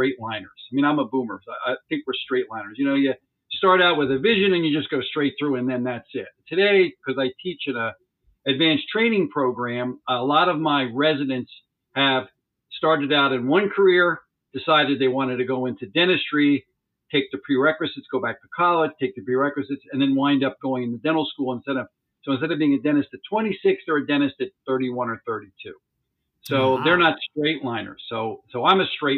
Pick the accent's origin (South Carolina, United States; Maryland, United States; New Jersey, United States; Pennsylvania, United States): Pennsylvania, United States; Montgomery County, outside Philadelphia; I have been born and raised in Montgomery County, which is one of the northern suburban counties outside of Philadelphia.